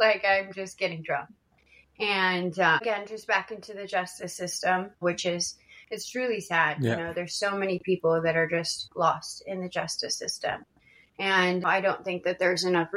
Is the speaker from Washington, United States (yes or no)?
yes; Washington, United States; I grew up in Washington State, not to be confused with Washington, D.C.